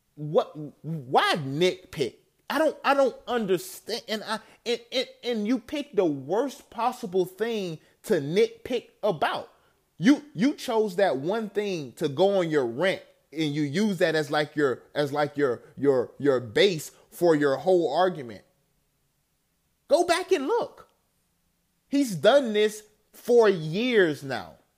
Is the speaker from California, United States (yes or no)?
no; Tallahassee, Florida, United States; I'm from Tallahassee